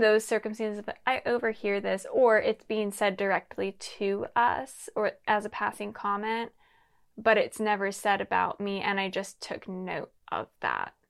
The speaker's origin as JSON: {"language": "English", "town": "Lancaster", "region": "Pennsylvania", "country": "United States", "moved": "yes", "lives_now": "Los Angeles, United States", "said": "I'm originally from Pennsylvania, Lancaster, Pennsylvania."}